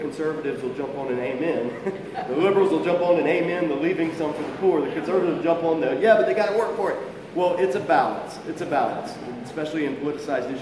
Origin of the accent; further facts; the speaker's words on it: South Georgia, United States; I come from South Georgia